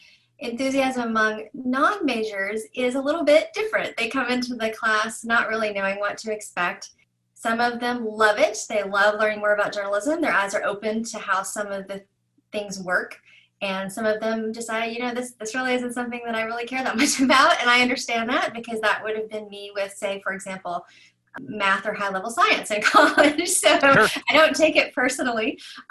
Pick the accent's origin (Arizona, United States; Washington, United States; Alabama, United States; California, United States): Alabama, United States; Birmingham; I am from Birmingham, Alabama, originally.